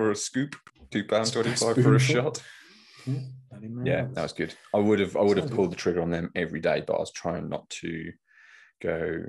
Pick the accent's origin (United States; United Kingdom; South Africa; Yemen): United Kingdom; East of England; I'm from Norfolk.